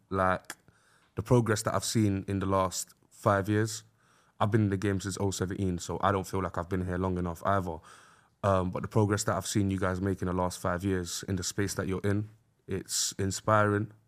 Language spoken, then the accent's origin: English; London, United Kingdom; where we're from, like, North West Londoners are just, uh, unapologetically North West.